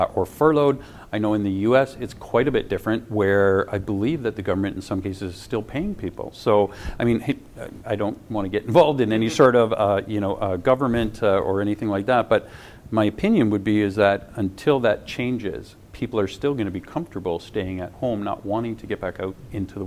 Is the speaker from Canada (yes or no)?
yes; Canada; being Canadian